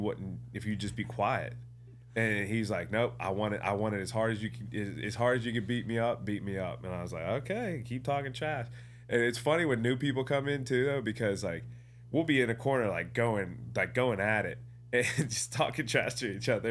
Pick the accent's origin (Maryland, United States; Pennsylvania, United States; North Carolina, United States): Pennsylvania, United States; Ambridge; also born or lived in Johnstown / Pittsburgh; I'm from Ambridge